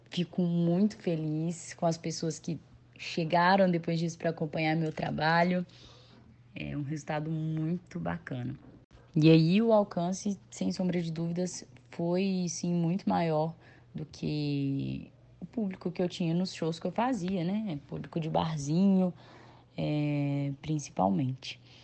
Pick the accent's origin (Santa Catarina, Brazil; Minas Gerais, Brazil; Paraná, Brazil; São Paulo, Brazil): Minas Gerais, Brazil; Nova Lima; moved away as an adult; now in Juiz de Fora, Brazil; sou nascida e criada em Nova Lima, Minas Gerais